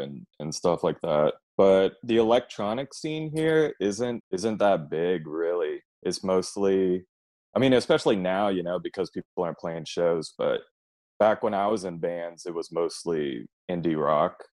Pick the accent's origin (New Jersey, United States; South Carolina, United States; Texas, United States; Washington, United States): Texas, United States; Austin; I grew up here in Austin, so I've been here all my life